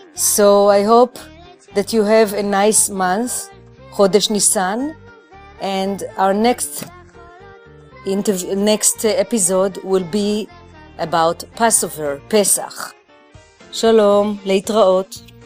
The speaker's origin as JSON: {"language": "English", "town": "Jerusalem", "region": "Jerusalem District", "country": "Israel", "tie": "born or raised there", "also_born_or_lived": "New York City", "moved": "yes", "lives_now": "New York, United States"}